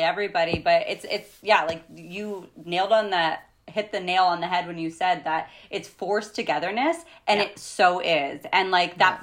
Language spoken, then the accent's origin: English; Canada; we're Canadian, we live in Canada.